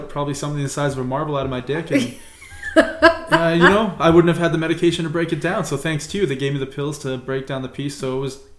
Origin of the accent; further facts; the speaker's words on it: United States; I'm American